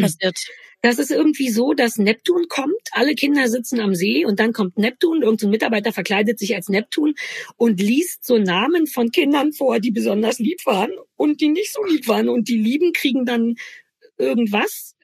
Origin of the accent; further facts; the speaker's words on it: East Germany, Germany; bei uns in der DDR